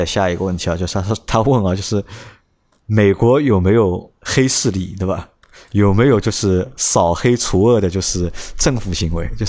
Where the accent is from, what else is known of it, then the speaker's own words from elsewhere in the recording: Shanghai, China; 这个和就是阿拉上海话刚刚叫凹分了